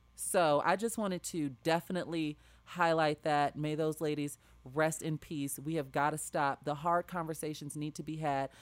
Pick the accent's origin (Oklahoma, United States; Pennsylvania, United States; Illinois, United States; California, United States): Illinois, United States; Chicago; my hometown of Chicago, Illinois